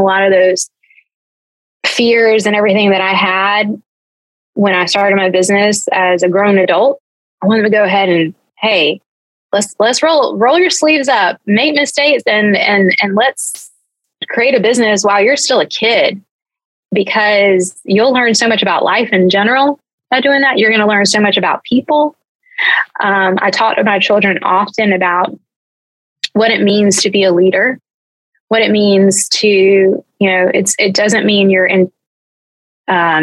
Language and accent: English; Georgia, United States; I grew up in Georgia